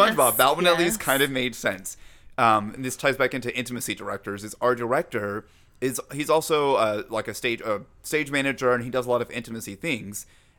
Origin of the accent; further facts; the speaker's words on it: Georgia, United States; I grew up in Georgia.